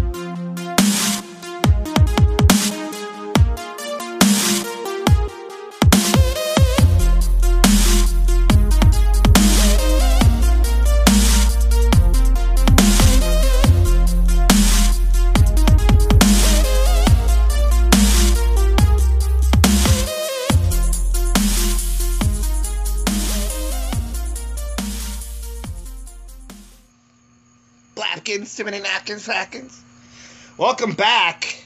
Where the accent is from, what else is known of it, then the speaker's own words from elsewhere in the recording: Colombia; moved away; I'm Colombian. I'm Colombian